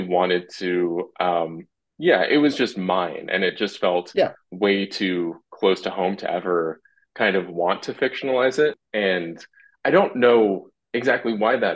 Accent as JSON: {"language": "English", "town": "Salt Lake City", "region": "Utah", "country": "United States", "tie": "born or raised there", "said": "I was in a non-Mormon family, but we grew up in Salt Lake City"}